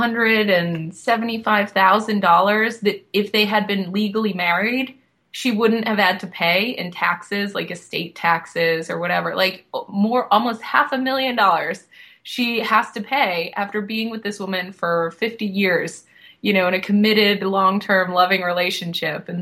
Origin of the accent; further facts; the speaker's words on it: Boston, Massachusetts, United States; now in South Florida, United States; where I'm from, I live in South Florida now, but I am from Boston.